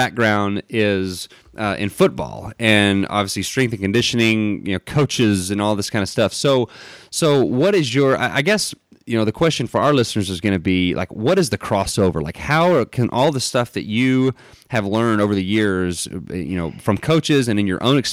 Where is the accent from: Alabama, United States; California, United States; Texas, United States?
Texas, United States; Dallas; we're from Dallas